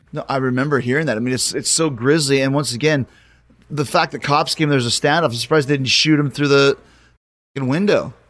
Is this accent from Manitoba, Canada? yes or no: yes; Winnipeg, Manitoba, Canada; moved away; when I grew up in Winnipeg it was known as the murder capital of Canada